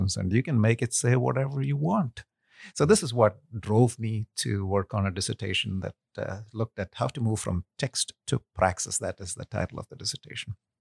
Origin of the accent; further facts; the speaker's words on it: India; moved away as an adult; also born or lived in Kuwait; now in United States; I'm ethnically Indian, uh, but I was actually born in Kuwait, where my father was working. And when he retired, we moved back to India, lived there for about ten something years, came to the U S for school